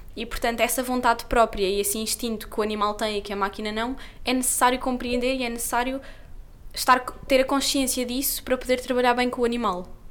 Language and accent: Portuguese; Lisbon, Portugal; eu nasci em Lisboa e vivia em Lisboa